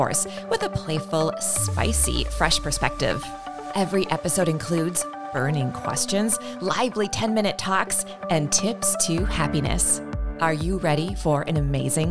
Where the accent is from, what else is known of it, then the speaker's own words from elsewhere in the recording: Midwest, United States; I'm a Midwesterner